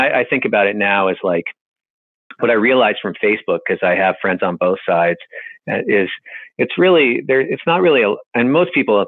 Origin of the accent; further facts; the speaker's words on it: Boston, Massachusetts, United States; I grew up in Boston